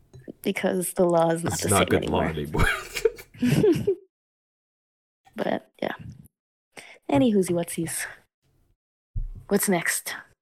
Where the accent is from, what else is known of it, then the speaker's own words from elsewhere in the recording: New York, United States; Like, I'm from New York, first of all. Like, that, I think, speaks for itself. Like, I'm a very New Yorker.